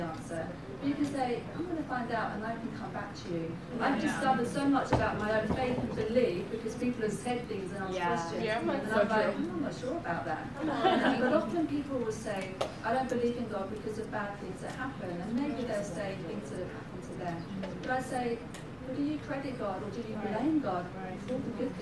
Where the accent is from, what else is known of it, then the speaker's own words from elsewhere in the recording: London, United Kingdom; now in Stockholm, Sweden; So I'm from London, but now I live in Stockholm.